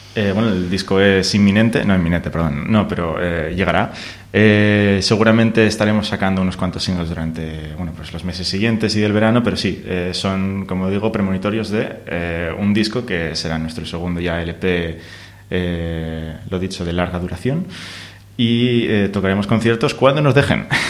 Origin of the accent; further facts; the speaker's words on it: Asturias, Spain; nosotros somos de Asturias